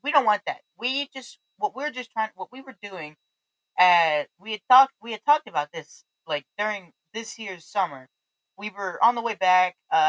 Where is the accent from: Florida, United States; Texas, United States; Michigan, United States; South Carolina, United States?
Texas, United States; accent: Southern; now in Colorado, United States; I was born in Texas, so I'm from the South